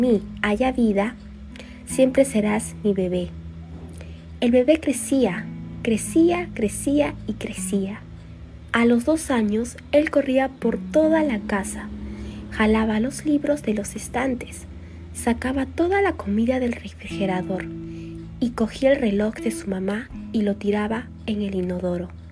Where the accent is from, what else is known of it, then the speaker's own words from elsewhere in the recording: Lima, Peru; tengo 17 años, soy de Lima